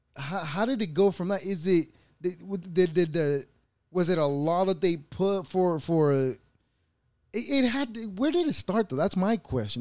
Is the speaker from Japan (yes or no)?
no; El Salvador; moved away; I was born in El Salvador